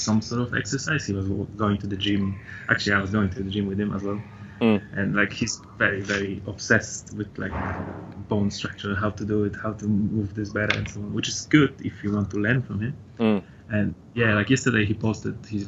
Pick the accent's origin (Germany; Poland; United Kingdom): Poland; English is a second language; moved away as an adult; now in Brisbane, Australia; it's a Polish name, so I have to apologize for my accent